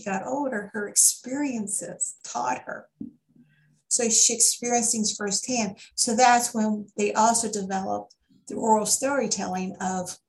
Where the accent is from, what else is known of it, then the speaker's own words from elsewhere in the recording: United States; I'm an American, I'm over 90% genetically Scot, Irish, and Welsh and English